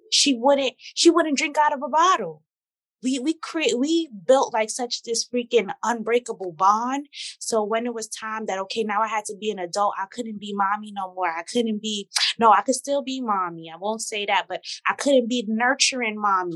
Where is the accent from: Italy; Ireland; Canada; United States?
United States; New York City, New York; also born or lived in Torrance, California; I was raised in Brooklyn since I'm 10 months